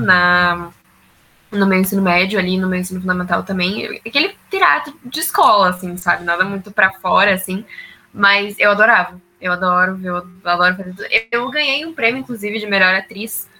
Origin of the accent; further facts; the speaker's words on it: Curitiba, Paraná, Brazil; Eu sou de Curitiba.